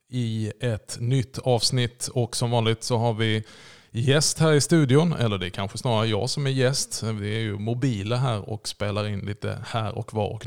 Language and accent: Swedish; Småland, Sweden; Ja, jag är ju smålänning, du vet.